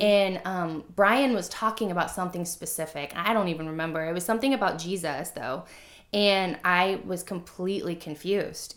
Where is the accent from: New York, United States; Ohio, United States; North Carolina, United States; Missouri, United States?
Missouri, United States; I grew up in Missouri. It's the Bible Belt, right?